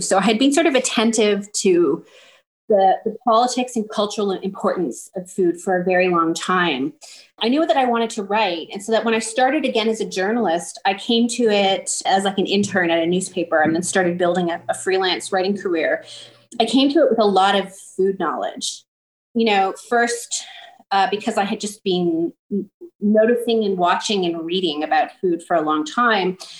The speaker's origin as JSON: {"language": "English", "town": "Toronto", "region": "Ontario", "country": "Canada", "tie": "born or raised there", "said": "I grew up in Chinatown in Toronto"}